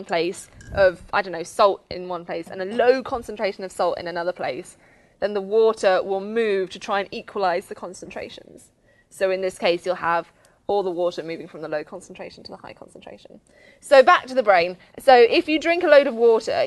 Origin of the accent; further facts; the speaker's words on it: Oxford, South East England, United Kingdom; I'm from Oxford. It's too posh.